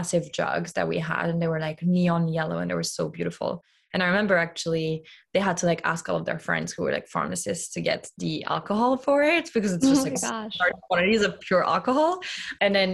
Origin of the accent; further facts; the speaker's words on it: Lyon, Auvergne-Rhône-Alpes, France; moved away; So I grew up in Lyon, which is a very food-centric city